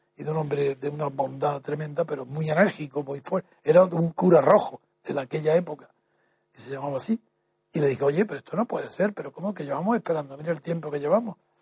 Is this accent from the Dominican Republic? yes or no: no; Alhama de Granada, Andalusia, Spain; moved away; also born or lived in Jarandilla; nací en Alama de Granada